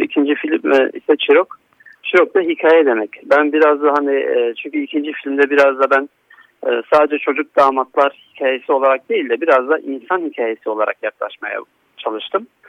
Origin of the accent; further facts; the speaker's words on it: Istanbul, Turkey; moved away as an adult; also born or lived in Antalya; Ben 1989 İstanbul doğumluyum. Ee, ilk ve orta eğitimimi İstanbul'da tamamladıktan sonra